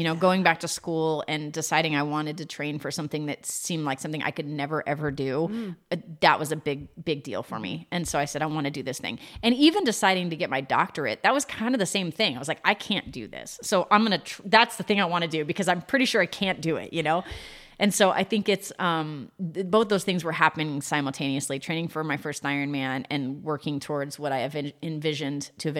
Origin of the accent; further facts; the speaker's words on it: San Antonio, Texas, United States; born there; come to Texas where my roots were, because I was born in San Antonio and my dad was down here.